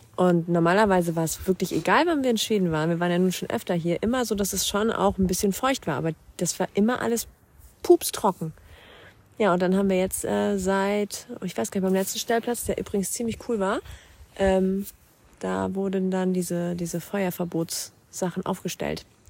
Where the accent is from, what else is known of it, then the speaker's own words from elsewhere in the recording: Schleswig-Holstein, Germany; wir kommen aus Norddeutschland, wir sind Schleswig-Holsteiner